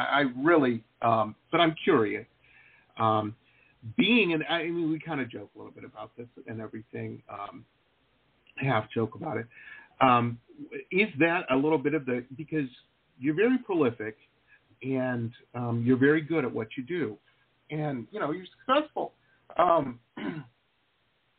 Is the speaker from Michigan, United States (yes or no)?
yes; Detroit, Michigan, United States; moved away; I grew up in Metro Detroit